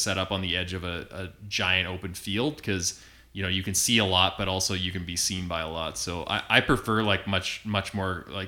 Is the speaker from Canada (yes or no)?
yes; Kelowna, British Columbia, Canada; now in Alberta, Canada; Born and raised in Kelowna